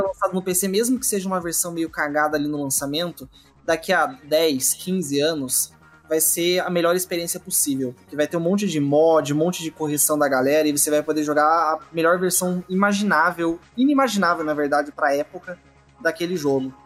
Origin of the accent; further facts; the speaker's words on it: Curitiba, Paraná, Brazil; eu já sou curitibano